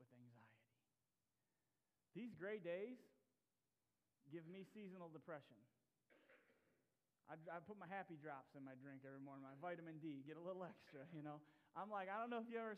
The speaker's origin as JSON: {"language": "English", "region": "Tennessee", "country": "United States", "tie": "born or raised there", "said": "I grew up in Tennessee and for my high school years"}